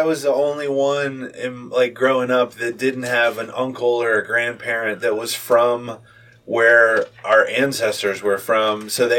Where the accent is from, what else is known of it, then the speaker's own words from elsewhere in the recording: United States; I always just say I'm American.